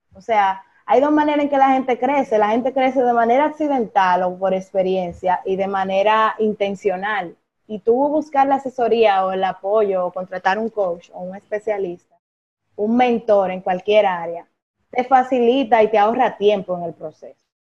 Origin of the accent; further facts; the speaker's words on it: Higüey, La Altagracia, Dominican Republic; moved away as an adult; mi ciudad natal, que es Higüey